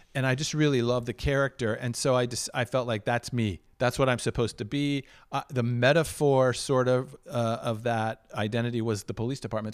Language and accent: English; Washington, District of Columbia, United States; I was born and raised in Washington, D C